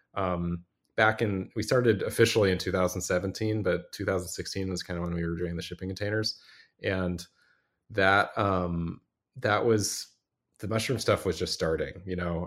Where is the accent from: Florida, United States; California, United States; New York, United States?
California, United States; Los Angeles; moved away as an adult; also born or lived in Vermont; I grew up in California, in Los Angeles